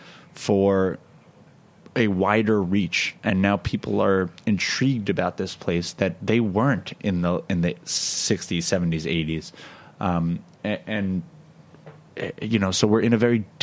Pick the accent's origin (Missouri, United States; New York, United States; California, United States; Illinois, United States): New York, United States; as a New Yorker